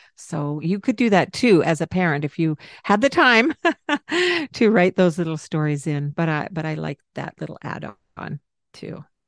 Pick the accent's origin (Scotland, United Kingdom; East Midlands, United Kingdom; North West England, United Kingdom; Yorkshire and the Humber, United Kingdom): Scotland, United Kingdom; I am Scottish